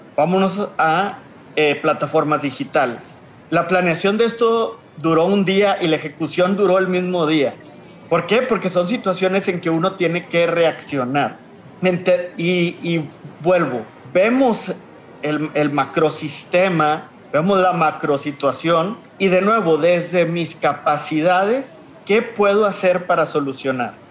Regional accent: Monterrey, Nuevo León, Mexico; soy de Monterrey, Nuevo León. Creo que se me nota en el acento

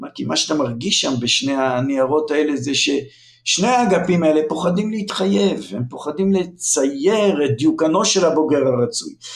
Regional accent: Lohamei HaGeta'ot, Northern District, Israel; moved away; also born or lived in Jerusalem; אני נולדתי לפני הרבה שנים, באמצע המאה הקודמת, בקיבוץ לוחמי הגטאות

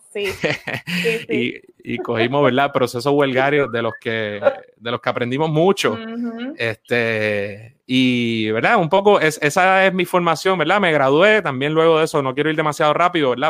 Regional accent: San Juan, Puerto Rico; Me crié en Coupey, ahí en esa, digamos, esa frontera entre San Juan, Guaynao y bien cerquita de Cagua

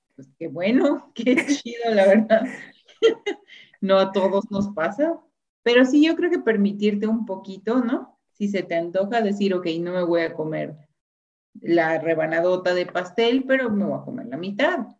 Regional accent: Mexico; somos mexicanos

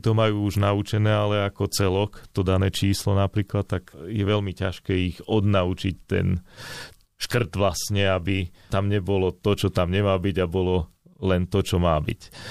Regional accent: Slovakia; also born or lived in Bratislava / Banská Bystrica; ja som polo Bratislavčan, polo Bystričan.

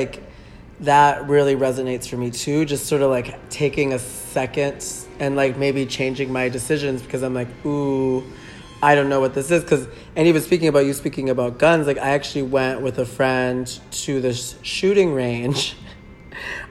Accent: Minnesota, United States; I'm from Minnesota

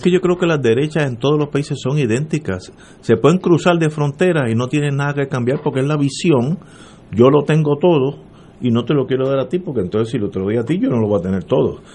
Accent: Puerto Rico; yo soy puertorriqueño

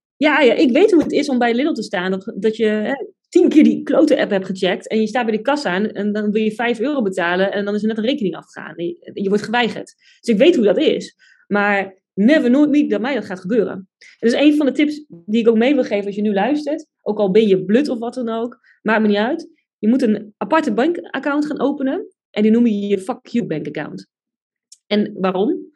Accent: Buinen, Drenthe, Netherlands; moved away; also born or lived in Groningen; ik kom uit Drenthe, uit Buinen

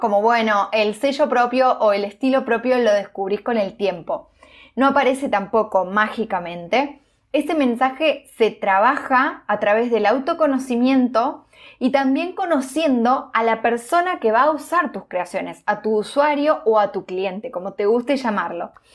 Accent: Villa Elisa, Entre Ríos, Argentina; moved away; volví a mi ciudad natal, a Villeliza, en Entre Ríos

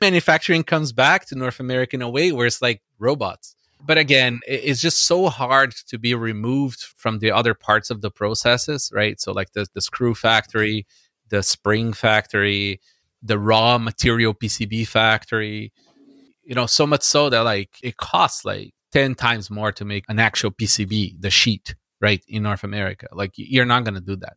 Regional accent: Brazil; now in Canada; I grew up in Brazil

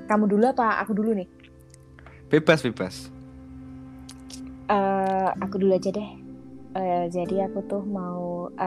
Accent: Java, Indonesia; ini uh, kita kan orang Jawa ya.

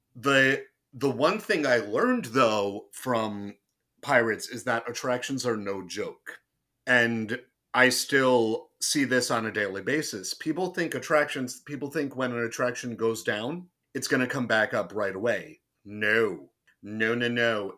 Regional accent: southern New Jersey, United States; moved away as an adult; also born or lived in Orlando, Florida; I'm from Jersey

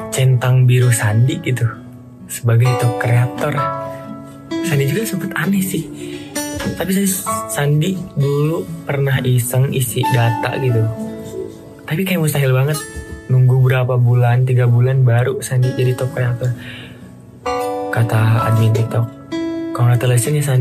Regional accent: Sukabumi, West Java, Indonesia; bahasa Sunda itu ya bahasa Sunda kan di Sukabumi gitu di kampung di kampung kalau kalau Indonesianya di kampung aku

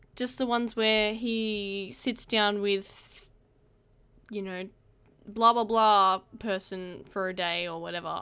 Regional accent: Australia

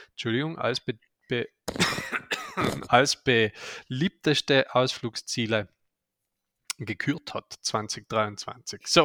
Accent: Aldein, Trentino-Alto Adige, Italy; jetzt geht es in meine Heimat, der Geopark Blätterbach in Aldein.

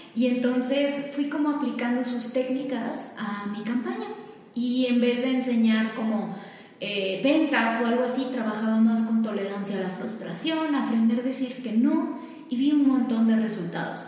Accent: Mexico; also born or lived in Switzerland; soy mitad mexicana y mitad suiza

